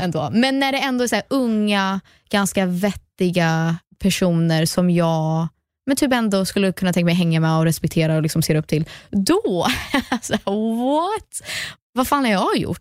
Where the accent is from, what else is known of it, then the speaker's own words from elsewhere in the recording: United States; first language English; Swedish is a second language; also born or lived in Sweden; jag är ju svensk, jag föddes i Sverige, växte upp i USA